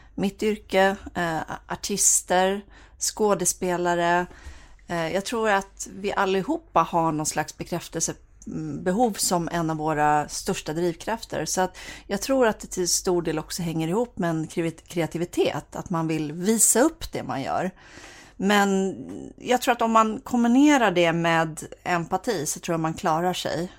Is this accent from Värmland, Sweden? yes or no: no; Bohuslän, Västra Götaland, Sweden; jag är bohuslänning också